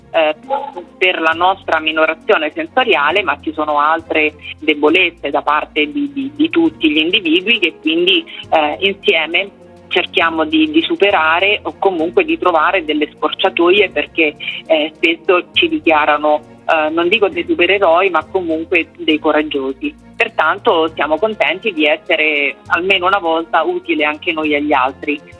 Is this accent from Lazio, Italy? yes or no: yes; Rome, Lazio, Italy; Sono di Roma